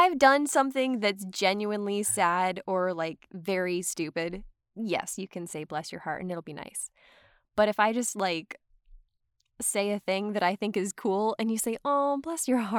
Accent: Atlanta, Georgia, United States; moved away as an adult; now in Los Angeles, United States; I'm from Atlanta, and before I moved to LA, I was working as a PA on this night shoot for Andrew Donahoe.

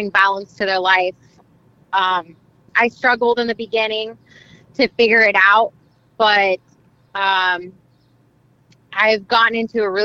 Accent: Mexico; now in United States; I was born in Mexico, and yes, I am proud of like being my ethnicity and like being born in Mexico and being Mexican and being a Mexican citizen too.

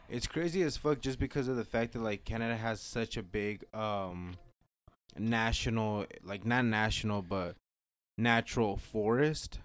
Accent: Nevada, United States; we're from Nevada

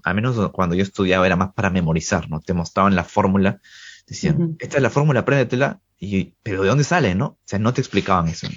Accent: Trujillo, La Libertad, Peru; also born or lived in Lima; Yo soy de Trujillo, una provincia de Perú

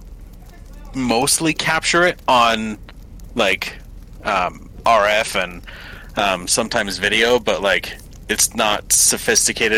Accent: Canada; I'm from Canada

